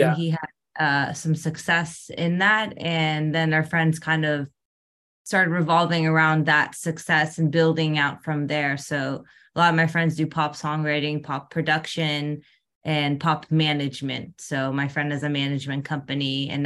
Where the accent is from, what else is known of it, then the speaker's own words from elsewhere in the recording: Northern Virginia, United States; moved away as an adult; now in Los Angeles, United States; I grew up in Northern Virginia near Washington, D.C.